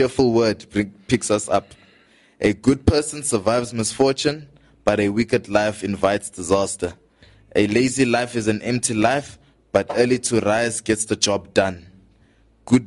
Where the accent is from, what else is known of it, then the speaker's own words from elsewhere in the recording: Johannesburg, Gauteng, South Africa; We're from Johannesburg, Southside